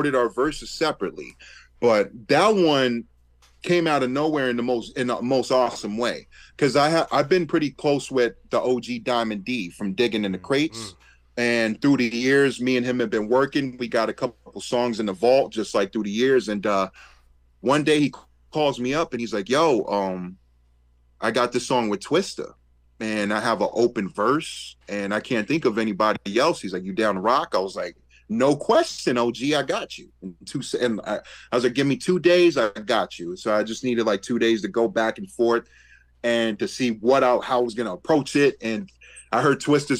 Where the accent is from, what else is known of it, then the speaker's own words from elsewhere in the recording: United States; I was the kid from the States